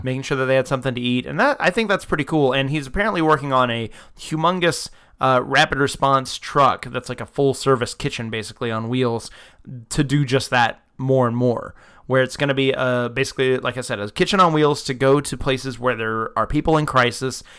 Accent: Florida, United States; I was born in Florida, I come from the South

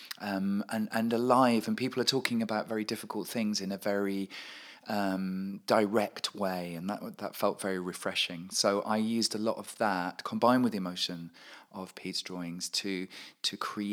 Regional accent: Sheffield, Yorkshire and the Humber, United Kingdom; moved away; I'm from Sheffield originally

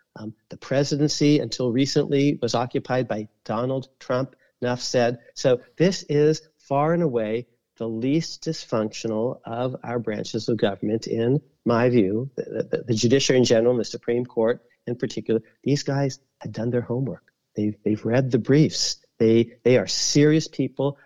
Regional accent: California, United States; I'm from California.

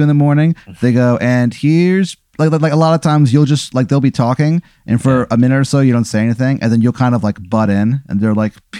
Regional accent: Dupo, Illinois, United States; I'm a comedian. I'm from Dupo, Illinois.

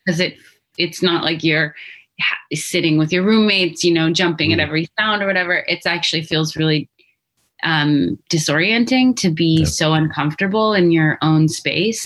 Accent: Albuquerque, New Mexico, United States; growing up in Albuquerque

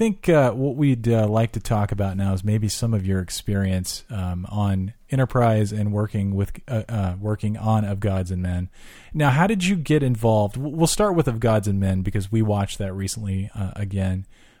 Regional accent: Southern California, United States; now in Austin, United States; We're actually from Southern California, so moving to Austin.

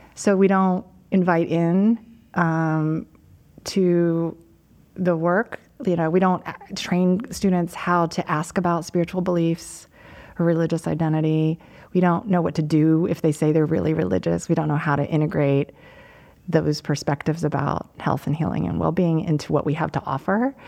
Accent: United States; I'm Chinese American, my parents are immigrants

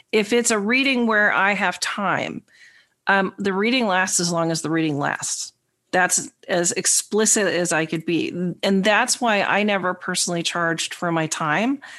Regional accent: New York, United States; the New Yorker.

